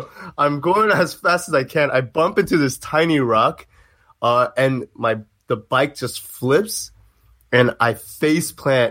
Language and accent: English; Arizona, United States; But I was growing up in Arizona, and we would like bike around everywhere.